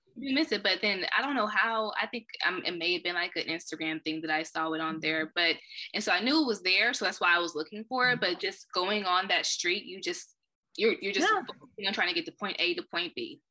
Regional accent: Wichita, Kansas, United States; moved away as an adult; also born or lived in Iowa / Illinois; I've been born and raised in Wichita, Kansas.

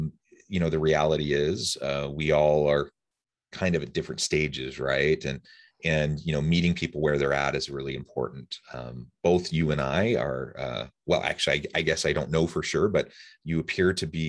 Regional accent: Kansas City, Missouri, United States; I'm from like, Kansas City area.

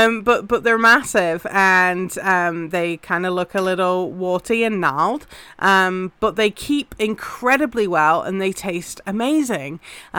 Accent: England, United Kingdom; obviously I'm English and that's very much a spring favorite in the UK

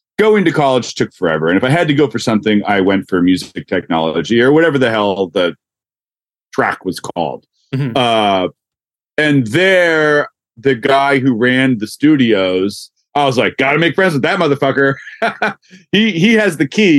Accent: Yardley, Pennsylvania, United States; growing up, we grew up in Yardley, PA, which is in traffic 50 minutes to Philly

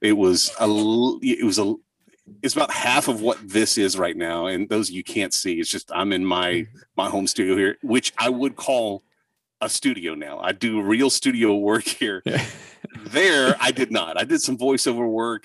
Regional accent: southern Oklahoma, United States; I grew up in southern Oklahoma

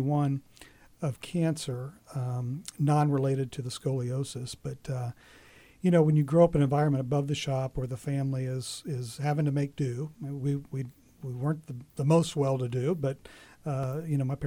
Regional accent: Muncie, Indiana, United States; I was born and raised in Muncie

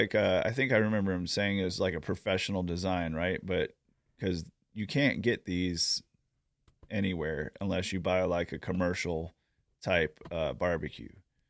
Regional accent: Tennessee, United States; I'm from Tennessee.

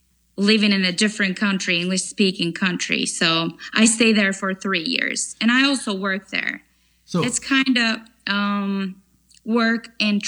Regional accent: Bursa, Turkey; English is a second language; moved away as an adult; also born or lived in England; now in Ohio, United States; I was born and raised in Bursa, which is 1 hour away from well-known famous city of Istanbul by ferry.

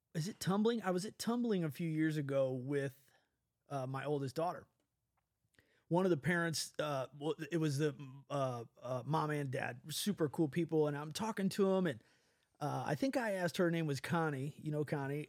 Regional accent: Midwest, United States; accent: Midwest; we have a dialect here in the Midwest

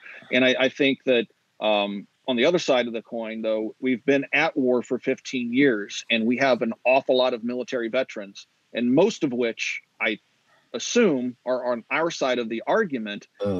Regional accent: Kansas, United States; moved away; Take a look at like my home state of Kansas, for example. When I lived there

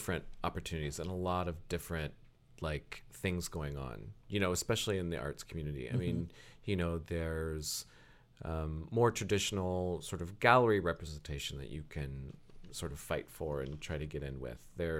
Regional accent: Lakemore, Ohio, United States; moved away; also born or lived in Akron; I'm from Lakemore.

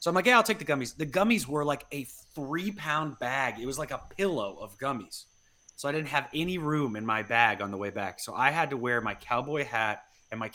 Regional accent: Denver, Colorado, United States; I'm from the Denver area

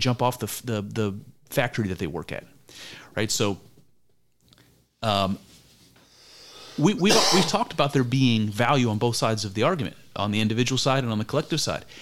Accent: United States; I grew up in America

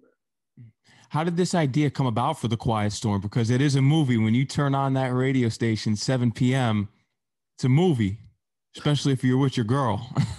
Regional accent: Fairfield County, Connecticut, United States; I'm actually born and raised in Connecticut

